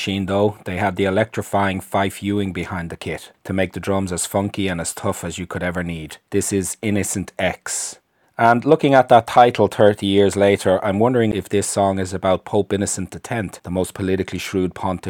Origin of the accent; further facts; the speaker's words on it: Ireland; I'm from Ireland